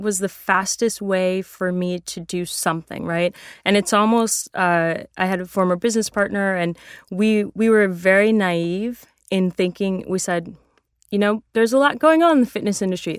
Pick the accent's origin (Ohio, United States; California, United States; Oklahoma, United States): California, United States; San Francisco; I grew up in San Francisco.